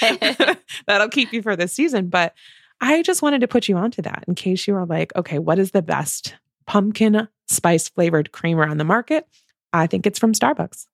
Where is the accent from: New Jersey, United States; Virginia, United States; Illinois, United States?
Illinois, United States; We're from Illinois